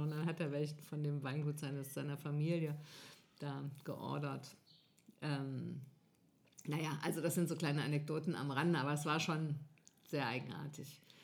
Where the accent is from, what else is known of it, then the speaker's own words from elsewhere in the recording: Northern Hesse, Germany; ich komme da nicht her ursprünglich, ich komme aus Nordhessen.